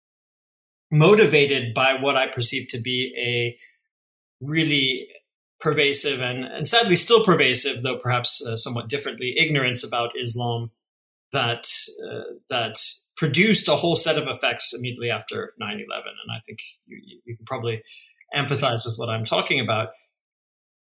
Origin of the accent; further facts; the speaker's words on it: central California, United States; also born or lived in Portland, Oregon; my upbringing, which was in a small central Californian farming town